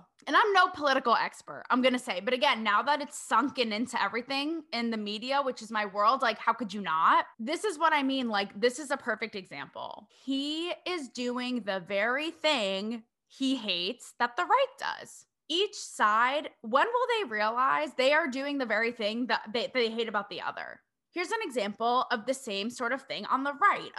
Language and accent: English; New England, United States; I hail from New England